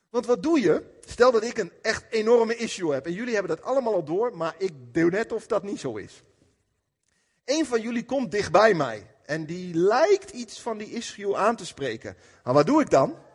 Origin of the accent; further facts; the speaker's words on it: Apeldoorn, Gelderland, Netherlands; Maar vandaag, ik kom uit Apeldoorn.